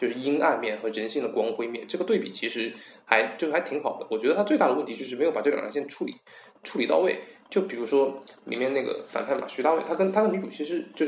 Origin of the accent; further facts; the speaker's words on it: South Korea; Chinese is a second language; 导演是在把西方的东西往往上面套，因为正常来讲，我们韩国人没有这种习惯